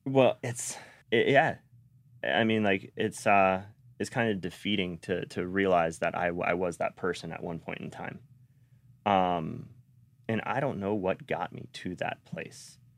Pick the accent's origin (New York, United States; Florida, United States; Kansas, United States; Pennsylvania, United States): Florida, United States; Sarasota; also born or lived in North Las Vegas / Bradenton; I was raised here in Sarasota. and Bradenton out by, which is now Lakewood Ranch